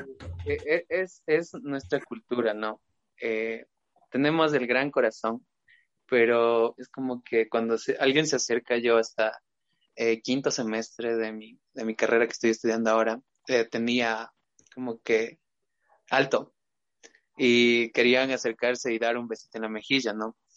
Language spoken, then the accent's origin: Spanish; Ecuador; now in Riobamba, Ecuador; todos somos parte del Estado ecuatoriano